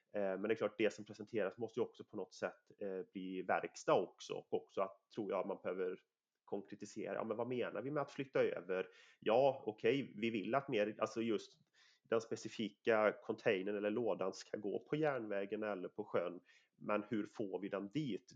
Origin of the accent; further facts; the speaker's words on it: Sweden; mitt område där jag kommer ifrån, eh, jag har fem mil till Göteborg, alltså Nordens största hamn. jag har fyra mil ner till Varberg